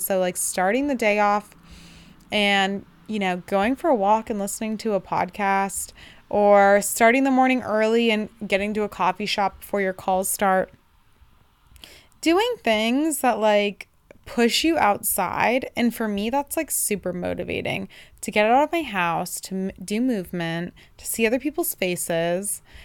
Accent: Bay Area, Northern California, United States; I'm from the Bay Area, Northern California

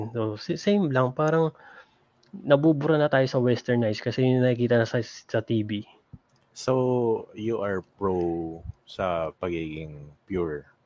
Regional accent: Los Angeles, California, United States; born there; Parang born kami dito sa LA.

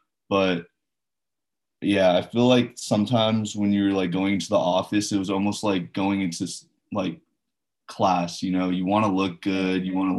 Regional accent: Hong Kong; also born or lived in India; Yeah, I grew up in Hong Kong and India for a little bit. So I'm used to those tropical climates where it's, like, humid and hot

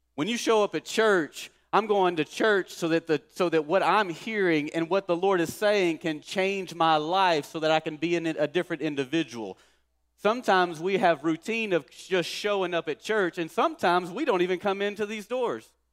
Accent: Kilgore, Texas, United States; our town I grew up in in Kilgore.

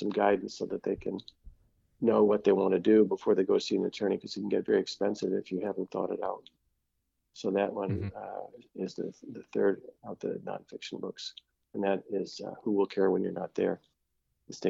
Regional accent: Detroit, Michigan, United States; also born or lived in Oak Park, Michigan; I was born in Detroit. I grew up until high school in Northwest Detroit, then moved to Oak Park, graduated high school from Oak Park

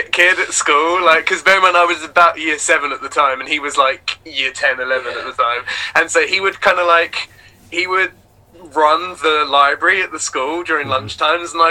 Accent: Brightlingsea, East of England, United Kingdom; also born or lived in Oxford / Didcot; and then I moved to a place called Essex, and I spent like primary school in Essex, uh, in Brightlingsea.

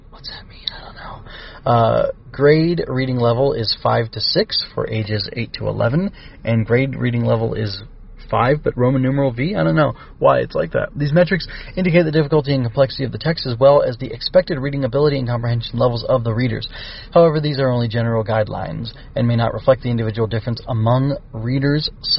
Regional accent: United States; I'm from America. I only speak two languages, English and bad English.

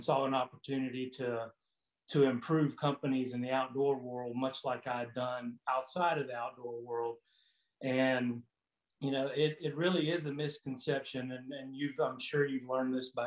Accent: Florida, United States; moved away as an adult; I'm originally from Florida. I lived in Florida all my life for 40 plus years

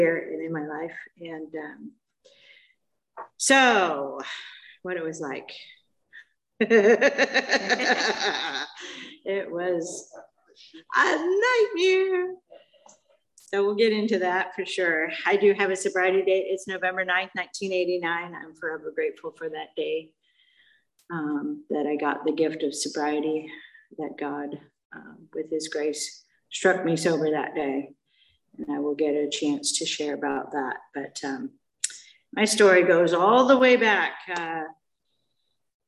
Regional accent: Mission Viejo, California, United States; now in Aliso Viejo, United States; I grew up in Mission Viejo.

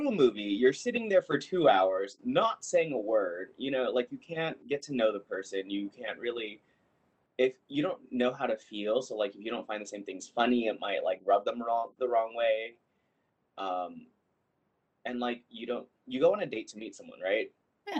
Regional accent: Long Beach, California, United States; moved away as an adult; now in Seattle, United States; I am originally from Long Beach, California. I am currently residing in Seattle.

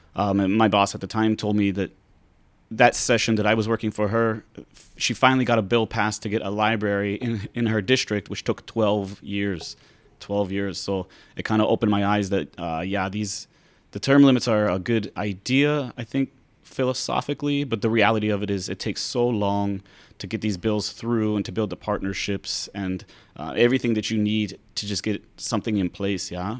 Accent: Pittsburgh, Pennsylvania, United States; now in Hawaii, United States; I'm from Pennsylvania, Pittsburgh

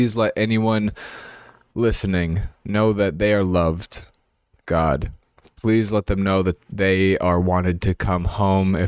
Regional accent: Minnesota, United States; also born or lived in New York City; I was born in New York City. I was adopted into a family that lived in Minnesota

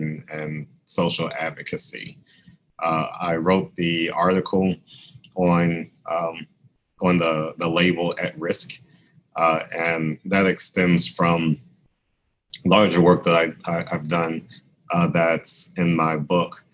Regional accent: Baton Rouge, Louisiana, United States; moved away as an adult; I was a professor at Southern University in Baton Rouge, Louisiana, which is also my hometown.

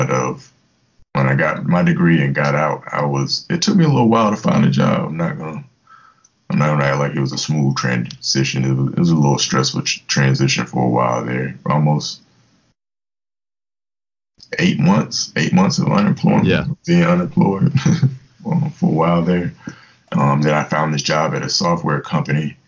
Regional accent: Virginia Beach, Virginia, United States; moved away as an adult; also born or lived in Mannheim, Germany / Fort Hood, Texas; now in Tampa, United States; I grew up in Virginia Beach, Virginia

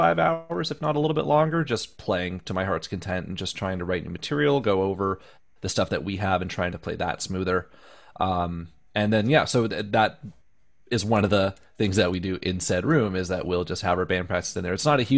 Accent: Windsor, Ontario, Canada; moved away as an adult; also born or lived in London, Ontario; now in Toronto, Canada; Windsor's my hometown

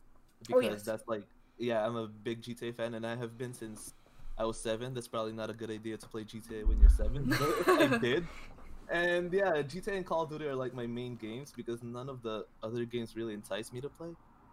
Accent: Philippines; Yeah, I'm Filipino.

